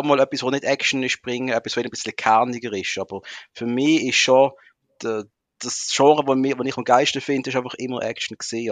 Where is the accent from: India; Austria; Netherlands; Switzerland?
Switzerland; Muttenz, Basel-Landschaft; im Ort, wo ich aufgewachsen bin, Muttens